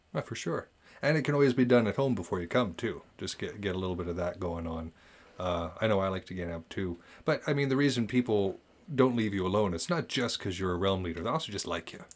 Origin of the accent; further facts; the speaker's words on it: United States; I'm an American